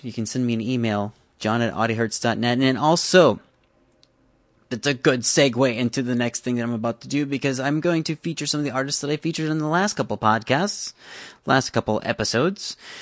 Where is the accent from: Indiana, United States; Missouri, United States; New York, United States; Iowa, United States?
Iowa, United States; Iowa City; My hometown, which is Iowa City